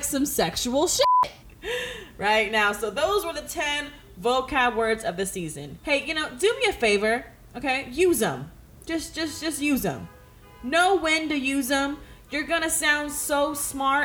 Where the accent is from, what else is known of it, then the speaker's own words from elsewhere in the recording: Antioch, California, United States; moved away as an adult; also born or lived in San Francisco / Berkeley; now in Los Angeles, United States; I am from the Bay Area